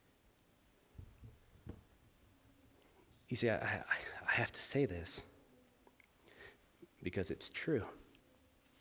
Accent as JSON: {"language": "English", "town": "Los Angeles", "region": "California", "country": "United States", "moved": "yes", "said": "I'm from Los Angeles"}